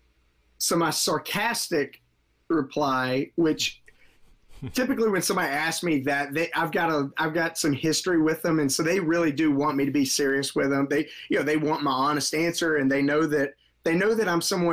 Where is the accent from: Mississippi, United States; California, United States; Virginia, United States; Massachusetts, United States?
Mississippi, United States; now in Marietta, United States; I'm not originally from Georgia. I grew up in Mississippi, and things are a little slower moving down there.